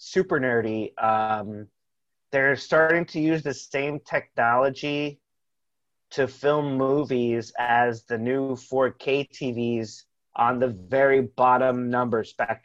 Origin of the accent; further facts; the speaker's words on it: Tampa, Florida, United States; we're from Tampa